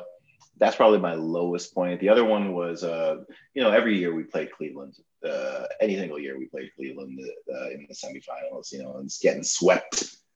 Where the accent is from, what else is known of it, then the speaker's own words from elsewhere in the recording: Toronto, Ontario, Canada; I'm from Toronto.